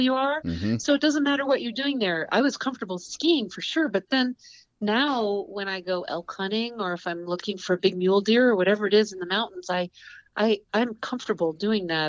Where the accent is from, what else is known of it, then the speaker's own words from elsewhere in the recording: Saranac Lake, New York, United States; I was born in the Adirondacks in upstate New York, and um, it's a really rural area and the mountains were my playground.